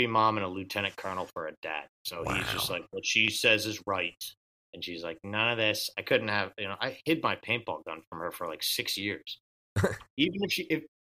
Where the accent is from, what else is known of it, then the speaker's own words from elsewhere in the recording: North Kingstown, Rhode Island, United States; I grew up in North Kingstown